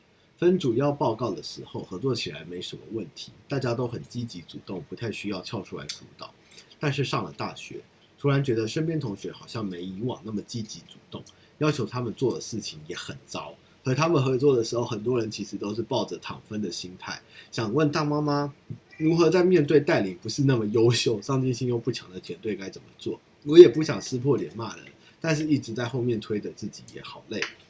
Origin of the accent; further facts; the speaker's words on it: United States; 我会说，我是一个从美国回来的 ABC，我这在台湾没有烤过肉，那我今天经过这边，可不可以跟你们一起烤个肉？那对，就是我想要带这些回忆回到美国去，因为我从小在美国是不烤肉的